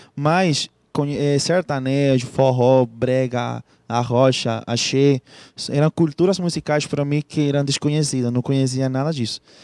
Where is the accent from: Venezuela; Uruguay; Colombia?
Venezuela; Portuguese is a second language; moved away as an adult; now in Manaus, Brazil; como venezuelano